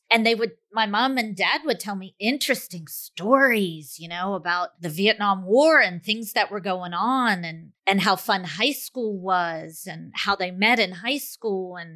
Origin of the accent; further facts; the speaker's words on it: Peru; English is a second language; I'm from Peru, and my question is what period would you travel to if you were given a time machine?